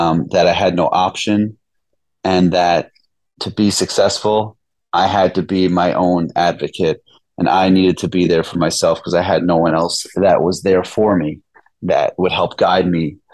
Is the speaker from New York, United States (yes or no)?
yes; New York City, New York, United States; grew up in the Bronx in New York, right in the city.